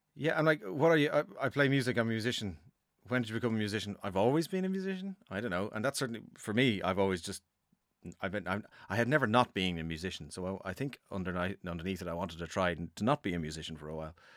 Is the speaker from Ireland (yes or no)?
yes; Dublin, Leinster, Ireland; I am from Dublin